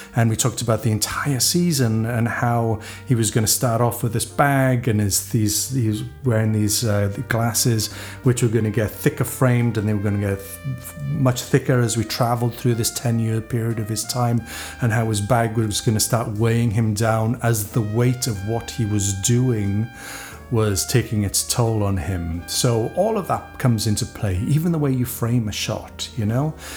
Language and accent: English; Wales, United Kingdom; when I was growing up in Wales, I knew musicians